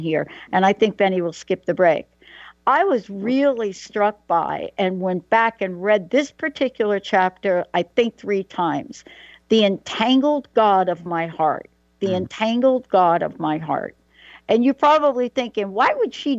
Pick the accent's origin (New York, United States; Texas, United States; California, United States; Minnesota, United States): New York, United States; New York City; moved away; also born or lived in Claremont; I'm from New York. I mean, I did go to Claremont, but I was born in the Bronx in New York.